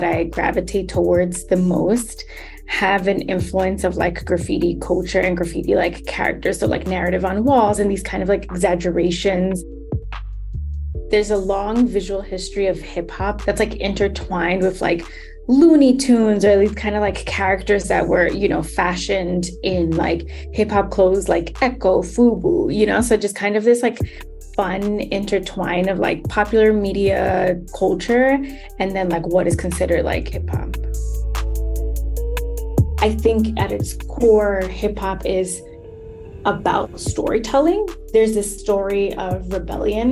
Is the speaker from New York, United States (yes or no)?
yes; New York City, New York, United States; I'm born and raised in the South Bronx